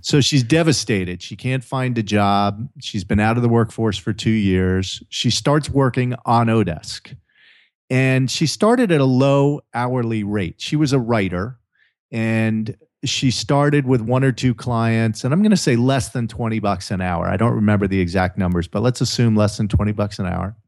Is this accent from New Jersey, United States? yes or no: yes; New Jersey, United States; moved away as an adult; also born or lived in Maryland; now in California, United States; growing up, uh, you know, in the mean streets of Jersey